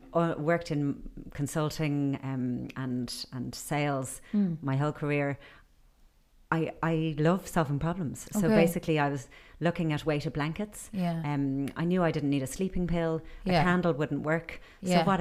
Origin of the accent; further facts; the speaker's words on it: Ireland; I grew up in Ireland